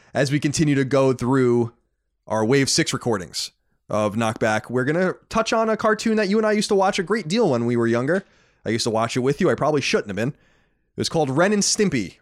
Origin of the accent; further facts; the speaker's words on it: Long Island, New York, United States; also born or lived in Boston; now in Los Angeles, United States; born and raised on Long Island